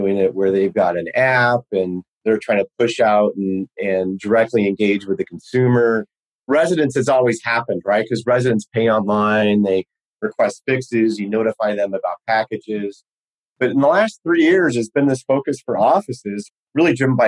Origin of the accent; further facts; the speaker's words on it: Los Angeles, California, United States; I grew up in Los Angeles